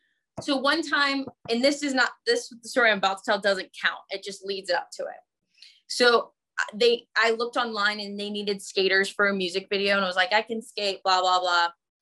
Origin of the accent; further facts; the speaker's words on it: Texas, United States; I'm from Texas.